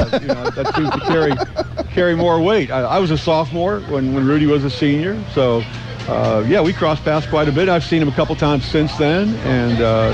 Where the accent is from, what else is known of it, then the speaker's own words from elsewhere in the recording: South Bend, Indiana, United States; I was born in South Bend, spent most of my childhood here, and I was a 1974 high school graduate, South Bend St. Joe